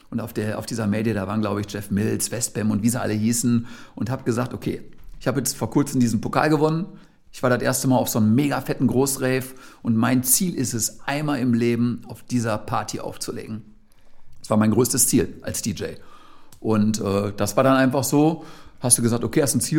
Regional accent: Gelsenkirchen, North Rhine-Westphalia, Germany; ich komme ja ursprünglich aus Gelsenkirchen, ich hatte natürlich die absolute Keim- und Kreativzelle eben auch direkt vor der eigenen Haustür.

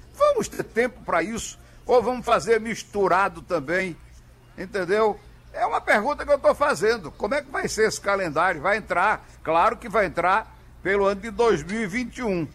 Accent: Caruaru, Pernambuco, Brazil; moved away; Bela Caruaru, onde eu nasci há algum tempo atrás.

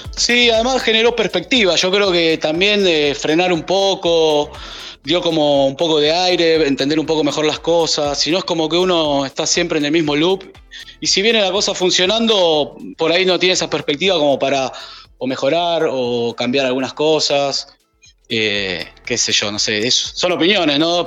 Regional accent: Argentina; now in San José del Cabo, Mexico; soy argentino, DJ, productor. Actualmente estoy viviendo en México

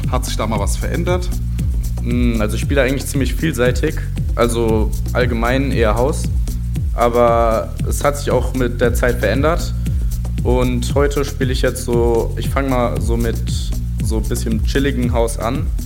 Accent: Frankfurt, Hesse, Germany; komme aus Frankfurt, also Becken-Enkheim, bin 16 Jahre alt

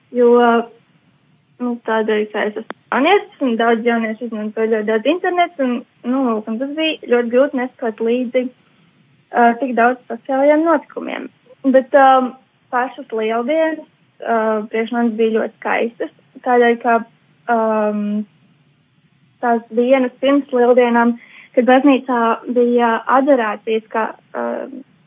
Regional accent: Jelgava, Latvia; no Jālgavas, es mācos

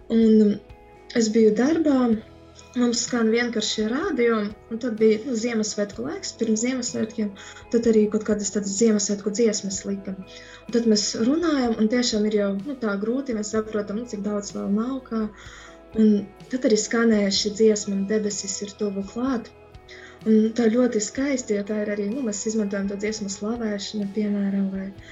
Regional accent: Medumi, Augšdaugava Municipality, Latvia; now in Daugavpils, Latvia; patiesi esmu no medumiem, bet tagad esmu Daugavpili

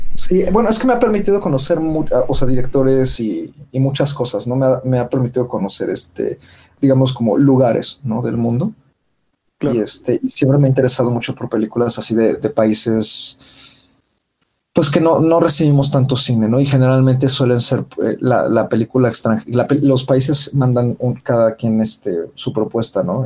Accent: Mexico; nosotros como público mexicano

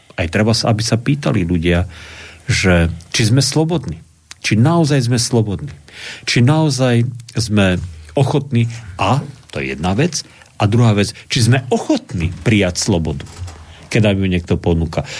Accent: Slovakia; my Slováci a slovenský národ

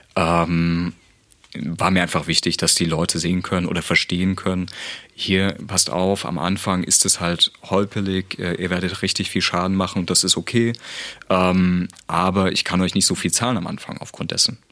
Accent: Dresden, Saxony, Germany; obwohl ich ja gebürtiger Dresdner bin

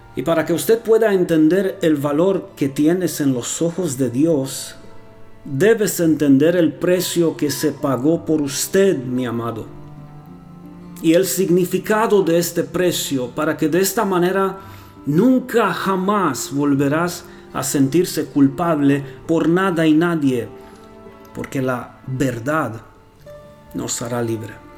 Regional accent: Romania; also born or lived in Costa Rica; now in Transylvania, Romania; soy rumano

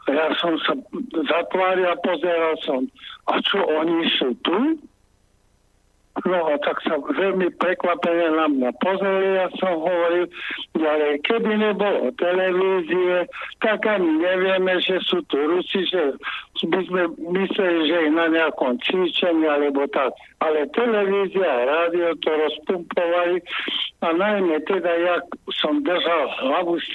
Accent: Slovakia; moved away as an adult; also born or lived in the West; Ja som aj opustil republiku, žil som na západe a stretol som sa s ľuďmi a pocitom, že sme Slováci

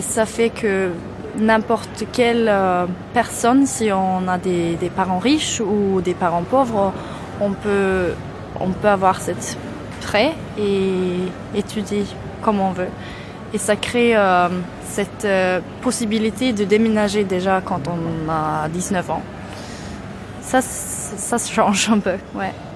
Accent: near Gothenburg, Västra Götaland, Sweden; French is a second language; moved away as an adult; now in Malmö, Sweden; je viens de près de Göteborg, mais, euh, dans, euh, dans la campagne

